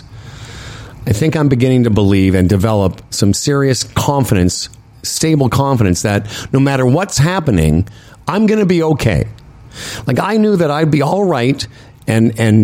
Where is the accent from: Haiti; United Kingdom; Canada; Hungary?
Canada; Moose Jaw, Saskatchewan; moved away; when I grew up in Moose Jaw